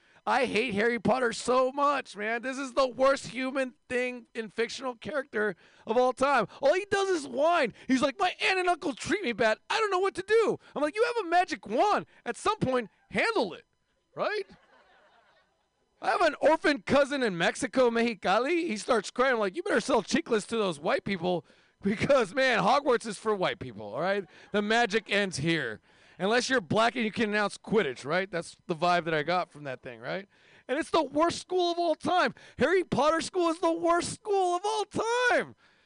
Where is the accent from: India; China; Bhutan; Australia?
India; And if you hate my race, I'm from India.